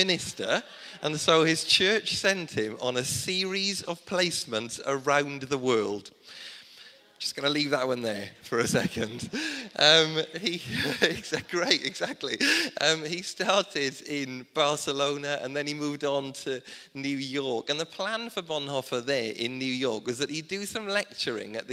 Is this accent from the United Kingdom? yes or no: yes; South Wales, United Kingdom; Growing up in South Wales, I didn't grow up in a Welsh speaking community.